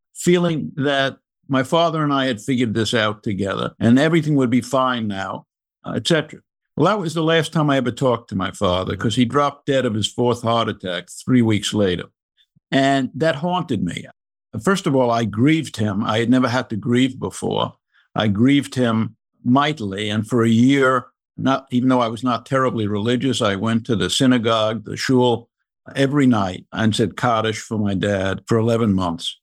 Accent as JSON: {"language": "English", "town": "New York City", "region": "New York", "country": "United States", "tie": "born or raised there", "also_born_or_lived": "Maryland / Massachusetts / North Carolina", "moved": "as an adult", "said": "I grew up in the Bronx in the nineteen forties and nineteen fifties"}